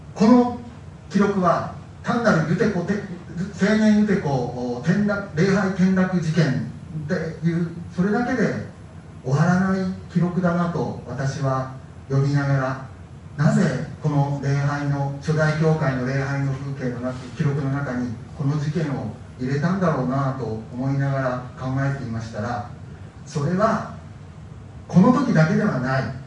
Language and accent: Japanese; Soka, Saitama, Japan; also born or lived in Tsukishima, Tokyo (mother's family home); now in Matsudo, Japan; その頃は私は埼玉県草加市に住んでた